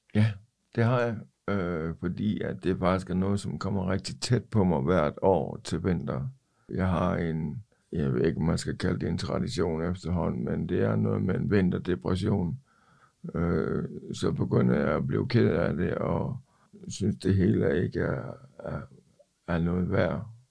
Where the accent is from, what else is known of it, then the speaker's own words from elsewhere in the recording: Ikast, Central Denmark Region, Denmark; moved away as an adult; now in Copenhagen, Denmark; Jeg er oprindeligt fra Ikast, men kom til København i oktober nioghalvfems